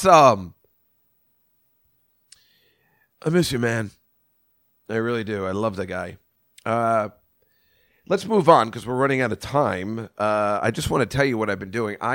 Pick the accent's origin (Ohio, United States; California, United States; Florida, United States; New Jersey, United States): New Jersey, United States; Edison; I'm from Edison, New Jersey